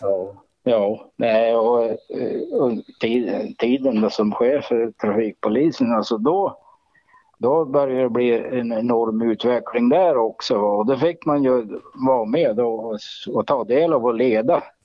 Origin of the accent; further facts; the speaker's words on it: Jämtland, Sweden; Jag är ju, jag är ju född i Jämtland, uppvuxen i Jämtland